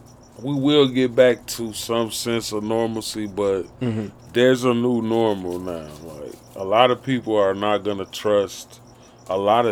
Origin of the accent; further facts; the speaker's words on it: Chicago, Illinois, United States; moved away as an adult; also born or lived in Nashville, Tennessee / Michigan; now in Arizona, United States; being born and raised in Chicago till I was grown. And then I moved to the South and stayed there for a long time